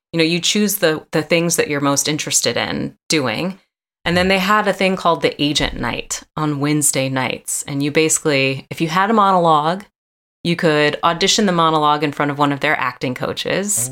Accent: Atlanta, Georgia, United States; moved away as an adult; also born or lived in New Orleans, Louisiana; I'm from Atlanta, Georgia

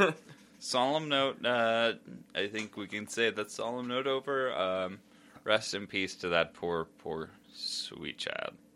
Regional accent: United States; I'm American.

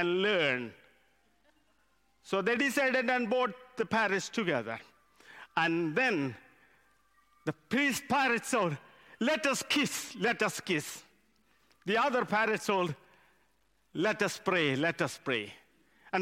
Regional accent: India; English is a second language; moved away as an adult; now in United Kingdom; I come from India. English is my second language.

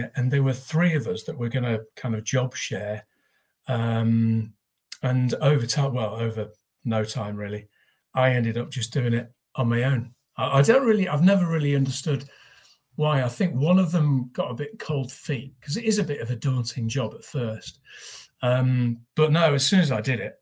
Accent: North East England, United Kingdom; moved away as an adult; also born or lived in Manchester; now in Nottingham, United Kingdom; I went to school in the northeast

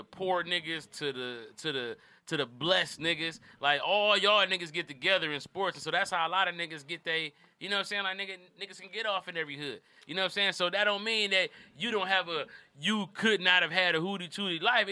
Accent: Detroit, Michigan, United States; I'm from Brightmoor

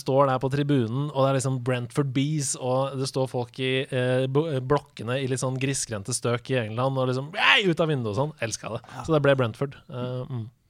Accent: Oslo, Norway; vokste opp i bobla vår oppe på Nordstrand

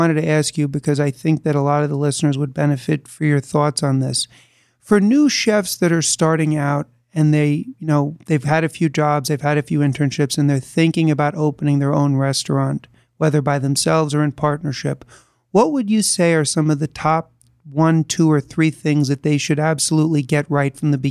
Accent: New York City, New York, United States; moved away as an adult; now in New Jersey, United States; I was born and raised in New York City. And my wife and I moved out to New Jersey.

